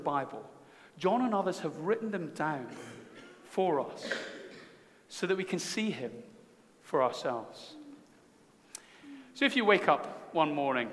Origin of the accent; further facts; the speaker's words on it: Scotland, United Kingdom; as a Scotsman